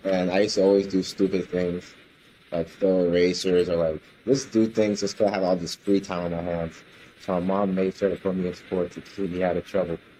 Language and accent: English; Miami, Florida, United States; also born or lived in New York City, New York, United States; when I was about six years old, I moved down here with my mother to Miami. And I've been here ever since then